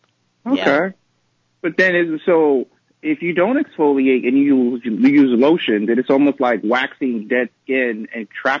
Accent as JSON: {"language": "English", "town": "New York City", "region": "New York", "country": "United States", "tie": "born or raised there", "said": "I was born and raised in the Bronx."}